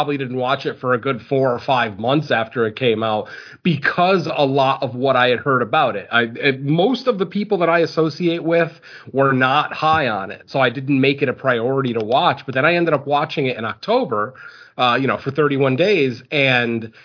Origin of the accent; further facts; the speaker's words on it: Connecticut, United States; also born or lived in Southern California; now in California, United States; I am originally from Connecticut. I currently live in California